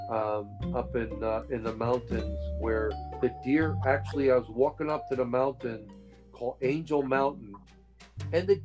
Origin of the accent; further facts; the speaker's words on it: India; Indian from India, but because I, I have had a lifetime in India, and they saw it. They they could see I'm from India.